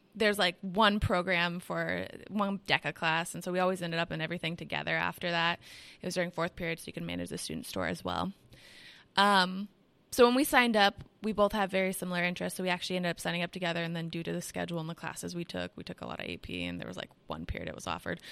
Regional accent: Washington, United States; I'm from Washington State

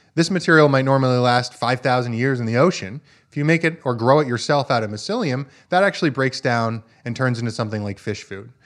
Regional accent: Vermont, United States; I grew up farming in Vermont, uh, on a small four-season farm

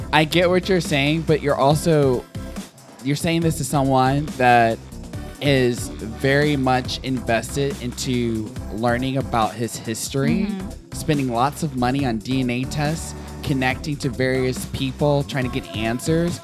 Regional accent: the South, United States; I'm from the South

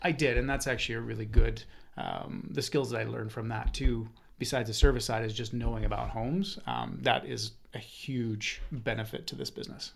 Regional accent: Calgary, Alberta, Canada; also born or lived in Okanagan, British Columbia / Kelowna; now in Vernon, Canada; I was born and raised in Calgary. Moved out to the Okanagan in '94

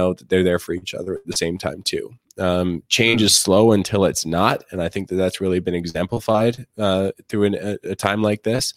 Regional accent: Canada; I'm a Canadian

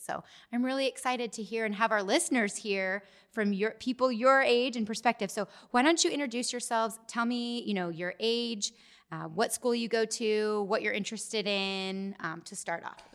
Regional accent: Gilbert, Arizona, United States; I grew up in Gilbert as well and went to Gilbert High School

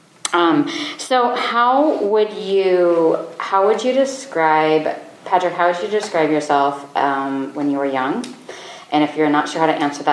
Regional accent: United States; also born or lived in South Dakota / Wyoming; I grew up in South Dakota and Wyoming

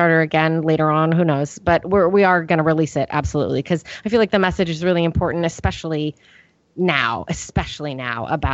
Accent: Northern California, United States; I grew up in Northern California, and I grew up on a cattle ranch.

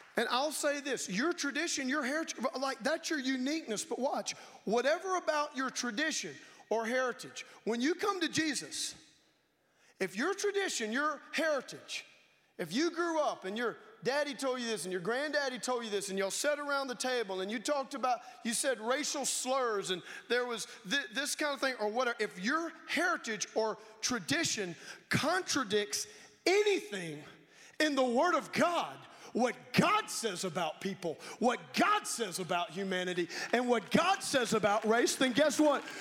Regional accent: Baton Rouge, Louisiana, United States; moved away; my hometown, Baton Rouge, Louisiana

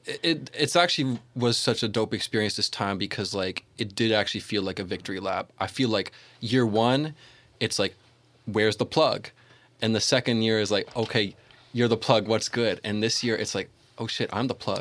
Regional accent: Toronto, Ontario, Canada

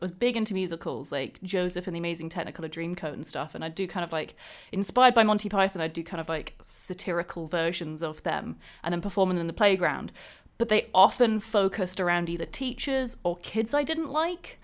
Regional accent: Thriplow, East of England, United Kingdom; I grew up in, just outside Cambridge in the U K, in a little town, well, I guess a little village called Triplo.

